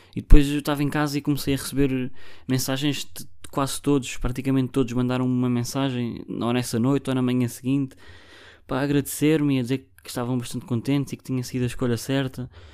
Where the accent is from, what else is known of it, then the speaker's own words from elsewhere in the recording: Barreiro, Lisbon, Portugal; eu sou do Barreiro